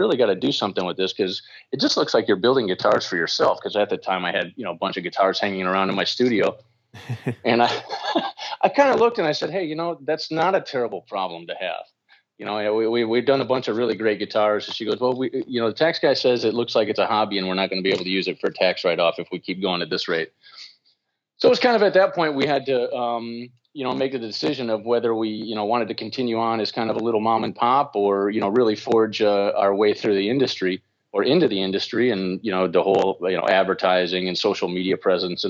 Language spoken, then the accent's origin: English; Midwest, United States; growing up in the Midwest